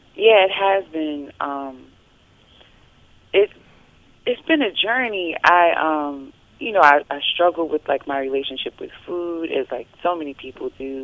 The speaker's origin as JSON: {"language": "English", "region": "North Carolina", "country": "United States", "tie": "born or raised there", "moved": "yes", "said": "my home state of North Carolina"}